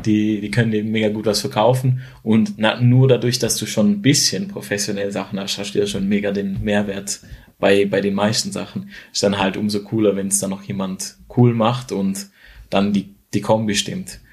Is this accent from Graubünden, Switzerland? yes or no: no; near Schaffhausen, Switzerland; Ich komme aus der Nähe von Schaffhausen oder wohne in der Nähe von Schaffhausen und habe hier eigentlich auch alles oder mein, mein Freundeskreis aufgebaut